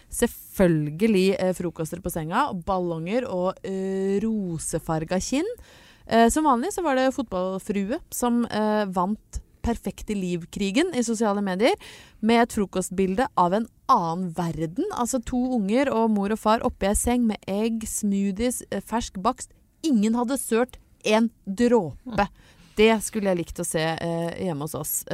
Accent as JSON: {"language": "Norwegian", "town": "Lillehammer", "region": "Innlandet", "country": "Norway", "tie": "born or raised there", "said": "Men det blei litt sånn sende med søstera mi en maskara hjem til eh, Lillehammer"}